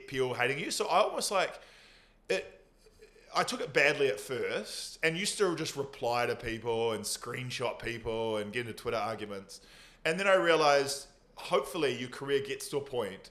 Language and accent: English; Nelson, New Zealand; growing up in Nelson, in a white community